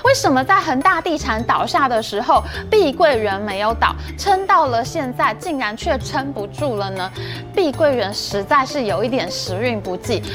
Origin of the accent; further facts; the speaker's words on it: Taiwan; 我们台湾人还可以住回去那个原本新盖好的社区